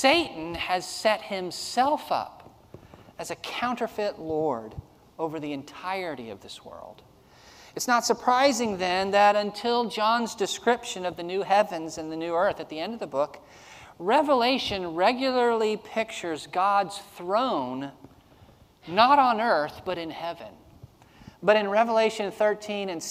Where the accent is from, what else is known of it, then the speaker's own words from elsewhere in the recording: Snellville, Georgia, United States; I grew up in Snellville, Georgia